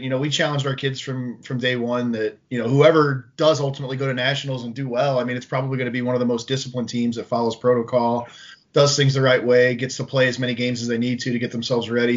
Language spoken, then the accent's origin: English; St. Louis, Missouri, United States; I grew up in the Midwest in the St. Louis area.